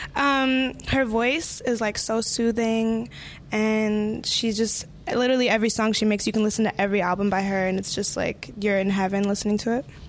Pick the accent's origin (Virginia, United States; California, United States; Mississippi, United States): Virginia, United States; also born or lived in Colombia; I'm actually from Virginia and Colombia, but I'm like right outside of D.C., like five minutes